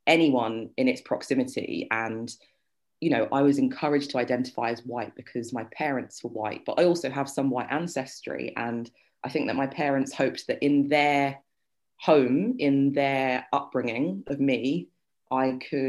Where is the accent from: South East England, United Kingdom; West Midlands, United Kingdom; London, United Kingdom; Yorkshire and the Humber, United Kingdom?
London, United Kingdom; Sutton; also born or lived in Surrey / Ireland; I grew up in Sutton